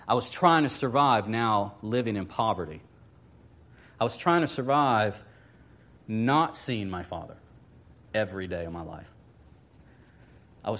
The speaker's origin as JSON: {"language": "English", "town": "Lakeland", "region": "Florida", "country": "United States", "tie": "born or raised there", "also_born_or_lived": "Wauchula, Florida / Orlando, Florida", "said": "I grew up in Lakeland to a certain degree. Mom and Dad divorced when I was about age 13 or so. And Mom was from Wachula."}